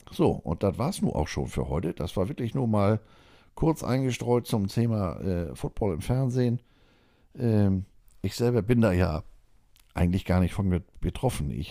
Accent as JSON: {"language": "German", "country": "Germany", "said": "Ich habe gesagt, ich bin Deutscher, ich darf hier nicht wählen."}